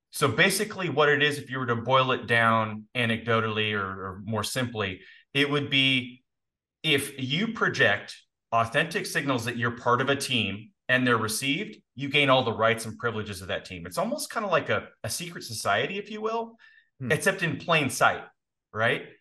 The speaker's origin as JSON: {"language": "English", "region": "Indiana", "country": "United States", "tie": "born or raised there", "also_born_or_lived": "Canada", "said": "we moved from Canada to Indiana"}